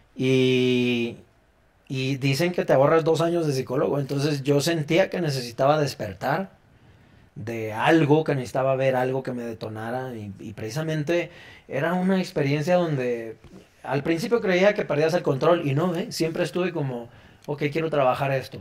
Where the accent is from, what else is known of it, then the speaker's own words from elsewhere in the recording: Mexico; como ciudadanos y como mexicanos